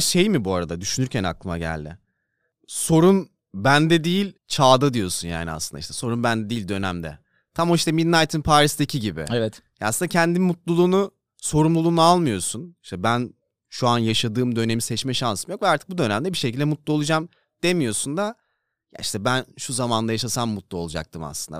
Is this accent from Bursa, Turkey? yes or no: no; Denizli, Turkey; moved away; Denizli'ye yakın zamanda gittim mi bilmiyorum da büyüdüğümüz hiçbir yer yok artık